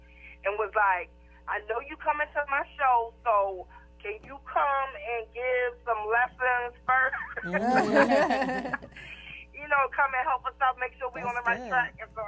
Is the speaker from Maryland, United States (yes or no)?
yes; Baltimore, Maryland, United States; I'm from the Baltimore area.